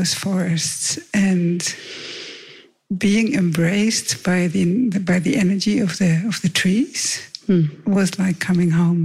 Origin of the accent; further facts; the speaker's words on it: Netherlands; moved away; I grew up in Holland in a forest town